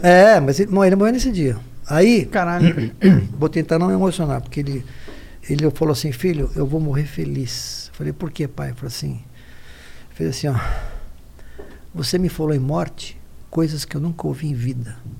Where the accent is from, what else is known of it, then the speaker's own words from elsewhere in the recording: Guarulhos, São Paulo, Brazil; now in São Paulo, Brazil; A gente nasceu em Guarulhos